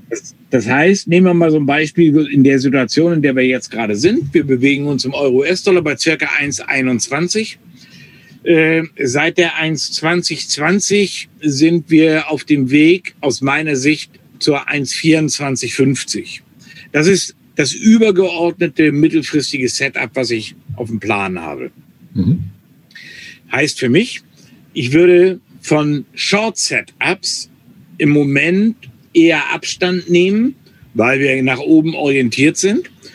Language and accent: German; North Frisia, Schleswig-Holstein, Germany; first language German; ich bin in Nordfriesland groß geworden oder habe jahrelang in Nordfriesland gewählt, mhm. äh, gelebt